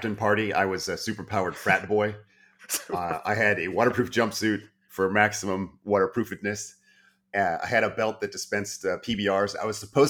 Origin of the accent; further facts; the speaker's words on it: United States; I'm an American